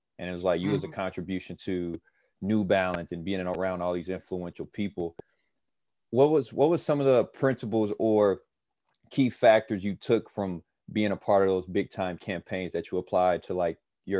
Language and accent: English; Indiana, United States; I'm from Indiana, which is a basketball state